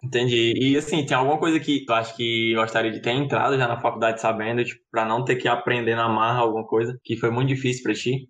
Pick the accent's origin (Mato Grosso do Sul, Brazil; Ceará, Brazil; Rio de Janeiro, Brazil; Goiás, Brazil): Ceará, Brazil; Fortaleza; now in Caucaia, Brazil; eu não nasci, né, no interior, já nasci aqui. Em, na verdade, eu moro em Calcaia, não moro em Fortaleza.